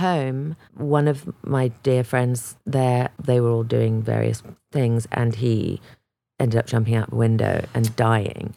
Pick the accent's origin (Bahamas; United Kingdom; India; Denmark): United Kingdom; England; moved away as an adult; I was from England